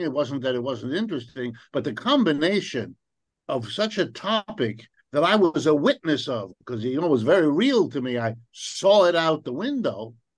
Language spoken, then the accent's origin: English; New Rochelle, New York, United States; also born or lived in Ohio; my family moved east, and around the time I was five years old, and settled in a suburb of New York City. And the name of that suburb is New Rochelle, New York